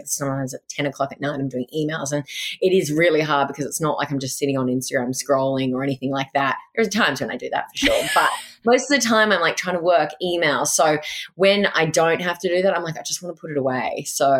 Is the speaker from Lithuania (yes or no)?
no; Goulburn, New South Wales, Australia; also born or lived in Sydney; I actually grew up in a country town called Goulburn.